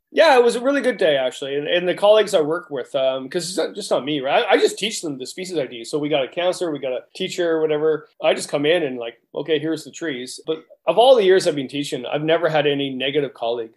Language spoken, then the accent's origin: English; Canada; we're Canadian